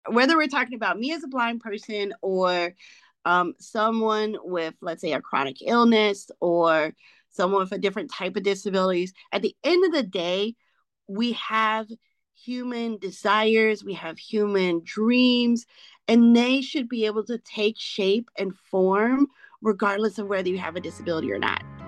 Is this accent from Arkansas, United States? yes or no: yes; Arkansas, United States; moved away as an adult; now in Maryland, United States; I'm an Arkansan, born and raised